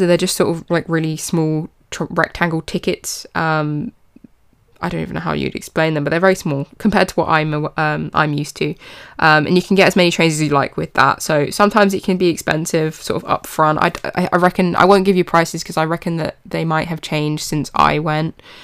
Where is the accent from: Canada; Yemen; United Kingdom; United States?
United Kingdom; even in my hometown